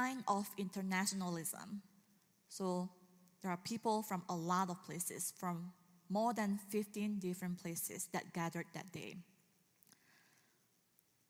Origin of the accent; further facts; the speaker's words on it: Indonesia; moved away; I'm from Indonesia